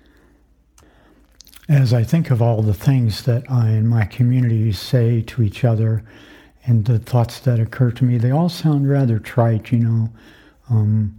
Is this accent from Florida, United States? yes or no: yes; Florida, United States; I grew up in Florida during the Cuban Missile Crisis